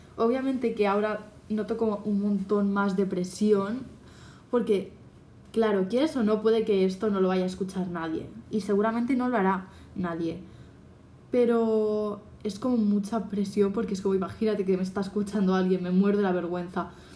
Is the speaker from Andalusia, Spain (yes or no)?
no; Catalonia, Spain; soy catalana, bueno, en Cataluña